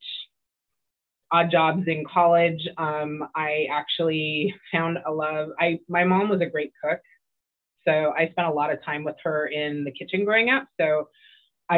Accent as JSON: {"language": "English", "town": "Oxnard", "region": "California", "country": "United States", "tie": "born or raised there", "lives_now": "Los Angeles, United States", "said": "So born and raised Southern California. I grew up in Oxnard, which is about an hour and a half-ish north of Los Angeles, where I am now"}